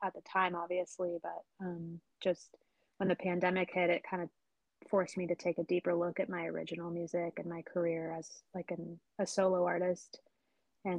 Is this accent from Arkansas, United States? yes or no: no; Ben Lomond, California, United States; I grew up in Ben Lomond, California, which is a little mountain town in Santa Cruz County